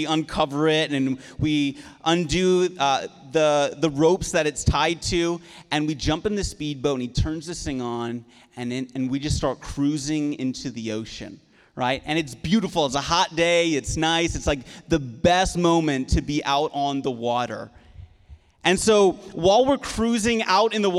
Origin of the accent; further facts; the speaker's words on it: Prince Edward Island, Canada; moved away; I'm from the East Coast of Canada. And so I grew up in Prince Edward Island, and growing up on an island